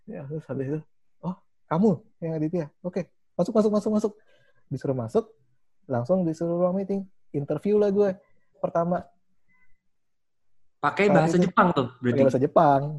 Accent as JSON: {"language": "Indonesian", "country": "Indonesia", "said": "gue cuma benar-benar gue dari Indonesia"}